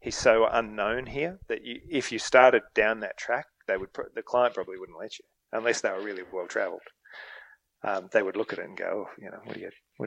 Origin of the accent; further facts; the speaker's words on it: Australia; as an Australian